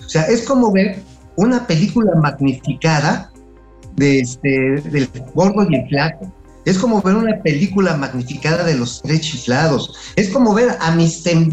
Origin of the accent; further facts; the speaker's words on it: Tula de Allende, Hidalgo, Mexico; en la de Tula, de donde soy originario. Por cierto, ahí en mi tierra, en Tula